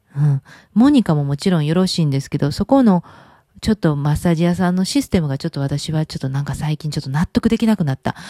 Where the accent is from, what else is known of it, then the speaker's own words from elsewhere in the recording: Kansai, Japan; 私関西出身